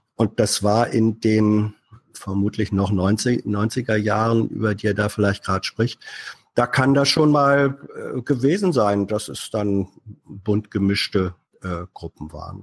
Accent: Northern Germany, Germany; als Norddeutscher

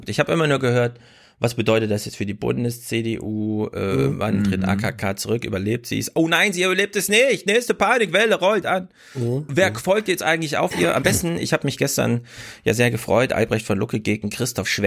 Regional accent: Thuringia, Germany; als Thüringer bin ich

